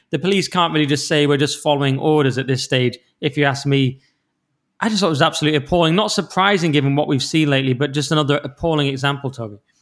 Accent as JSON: {"language": "English", "area": "Cumbria", "region": "North West England", "country": "United Kingdom", "said": "I'm from Cumbria"}